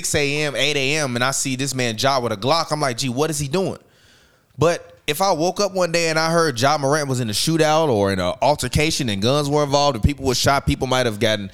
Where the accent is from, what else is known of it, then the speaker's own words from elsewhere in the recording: Chicago, Illinois, United States; I'm from Chicago where niggas actually